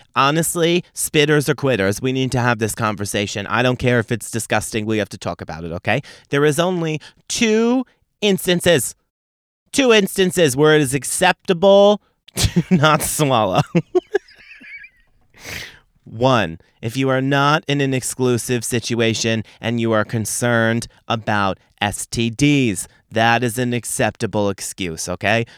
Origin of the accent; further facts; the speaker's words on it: Long Island, New York, United States; I'm from Long Island